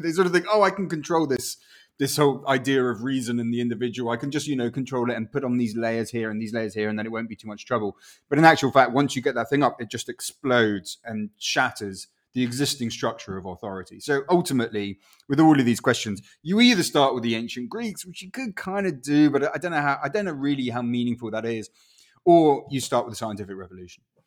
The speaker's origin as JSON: {"language": "English", "town": "Winchester", "region": "South East England", "country": "United Kingdom", "tie": "born or raised there", "also_born_or_lived": "Chile", "first_language": "Spanish", "second_language": "English", "lives_now": "London, United Kingdom", "said": "I was born in Winchester, and then we went off to live in Chile, and then we went back to Winchester."}